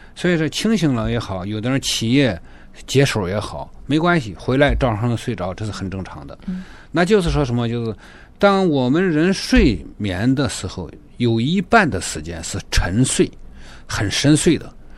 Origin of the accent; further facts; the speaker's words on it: China; moved away as an adult; now in Toronto, Canada; 我来自中国大陆。我们家庭里面是三代行医，我也是个老教友的家庭，我是第五代了。那么我来到多伦多呢，还是从事中医职业